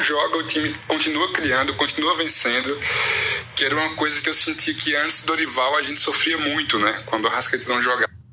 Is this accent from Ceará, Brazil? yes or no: yes; Juazeiro do Norte, Ceará, Brazil; sou de Juazeiro do Norte, no Cariri Cearense